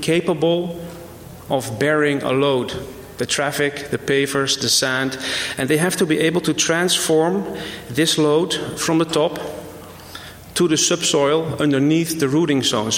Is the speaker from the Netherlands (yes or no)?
yes; Netherlands; I came here from the Netherlands